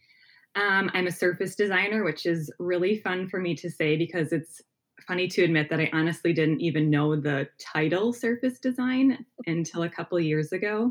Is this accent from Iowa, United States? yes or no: no; outside of Milwaukee, Wisconsin, United States; Wisconsin, yeah. Right outside of Milwaukee area.